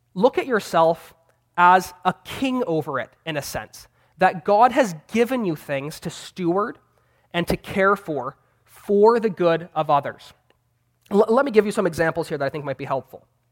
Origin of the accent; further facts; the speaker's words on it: Vancouver, British Columbia, Canada; I'm a seminary student, and I'm from Vancouver, Canada